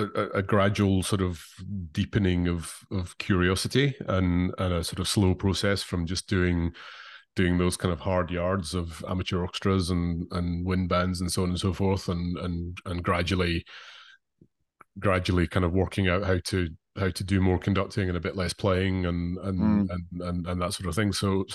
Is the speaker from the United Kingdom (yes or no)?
yes; Glasgow, Scotland, United Kingdom; growing up in Glasgow, in the late 80s, going to the Academy junior department, Naimi Järvi was conducting the SNO on Saturday nights.